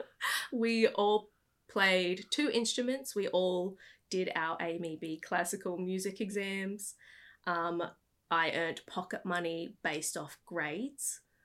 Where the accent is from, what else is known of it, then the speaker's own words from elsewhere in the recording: Brisbane, Queensland, Australia; moved away as an adult; also born or lived in New York / California; I was born and raised in Brisbane